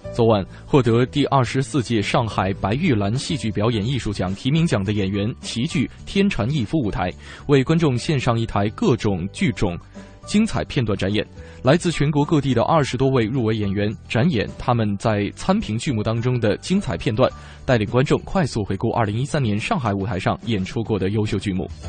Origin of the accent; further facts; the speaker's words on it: Northeast China, China; now in Beijing, China; 作为东北人来讲